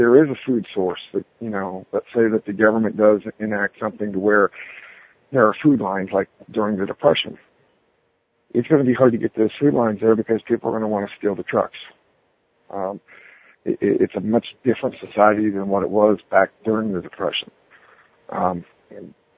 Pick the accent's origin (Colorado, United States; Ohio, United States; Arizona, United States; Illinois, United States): Ohio, United States; now in Atlanta area, United States; I grew up in Ohio. I'm from farm country